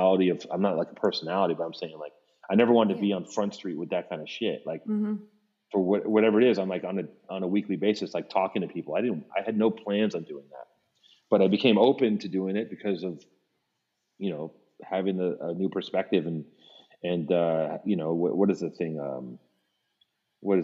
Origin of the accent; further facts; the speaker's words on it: Los Angeles, California, United States; growing up in Venice, it was like, I didn't want that, that was not applauded, being a fucking nerd.